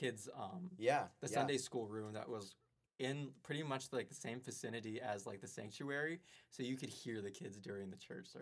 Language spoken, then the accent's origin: English; Colorado, United States; moved away as an adult; now in Chicago, United States; I'm from Colorado